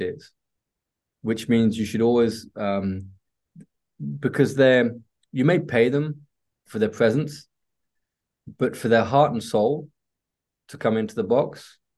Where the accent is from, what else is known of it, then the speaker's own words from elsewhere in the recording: England, United Kingdom; also born or lived in Spain / Italy; now in France; I've been here for a very long time in Europe. Well, I say Europe because between France, Spain, and Italy, but I'm English